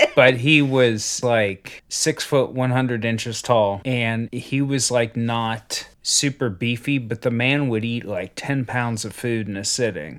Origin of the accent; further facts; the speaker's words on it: Ohio, United States; I grew up in Ohio